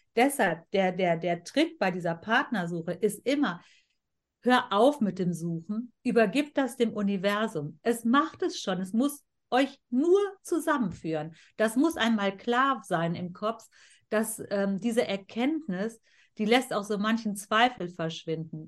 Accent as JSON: {"language": "German", "country": "Germany", "tie": "born or raised there", "said": "ich bin hier in Deutschland geboren und aufgewachsen und wir haben hier immer gelebt"}